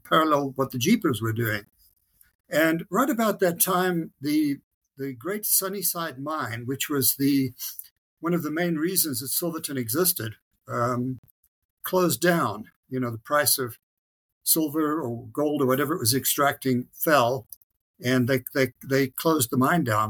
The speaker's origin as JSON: {"language": "English", "country": "Zimbabwe", "tie": "born or raised there", "moved": "as an adult", "lives_now": "Colorado, United States", "said": "I grew up, I was born in Africa, in what was then Rhodesia as a country, became Zimbabwe"}